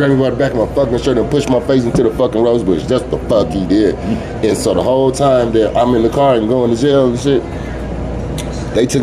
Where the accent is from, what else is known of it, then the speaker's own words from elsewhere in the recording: Oklahoma City, Oklahoma, United States; also born or lived in Tulsa, Oklahoma; when I was 4 years old, we moved away from Tulsa. So we moved to Oklahoma City